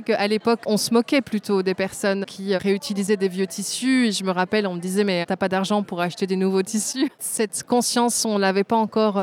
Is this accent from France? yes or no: no; Belgium; born or raised there; also born or lived in Tunisia